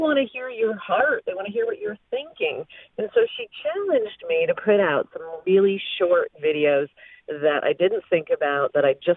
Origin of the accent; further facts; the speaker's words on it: Flint, Michigan, United States; I was raised in Flint, Michigan, in a kind of a poor area